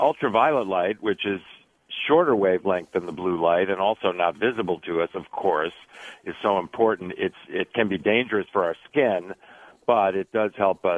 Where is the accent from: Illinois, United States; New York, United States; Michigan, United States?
Illinois, United States; outside of Chicago; moved away as an adult; also born or lived in California; now in Stanford, United States; I grew up outside of Chicago